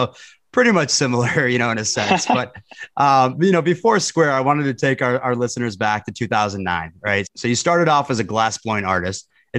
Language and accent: English; Minnesota, United States; I grew up in Minnesota. So we both have the Midwestern roots.